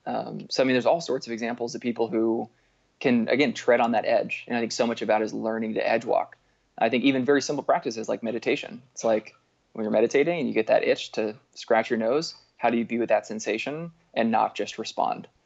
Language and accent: English; Berkeley, California, United States; now in Bellingham, United States; I grew up outside of Berkeley, California